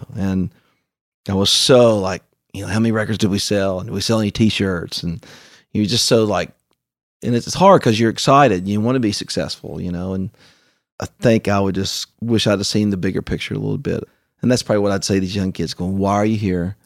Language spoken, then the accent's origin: English; Canova, West Virginia, United States; moved away; also born or lived in Nashville; I grew up in Canova, West Virginia